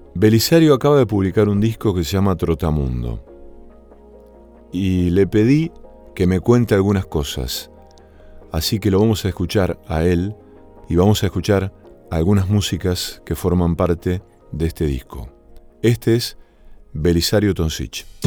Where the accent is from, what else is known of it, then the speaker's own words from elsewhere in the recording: Villa Cañas, Santa Fe, Argentina; moved away; also born or lived in Rosario; mi pueblo natal, que se llama Villa Cañas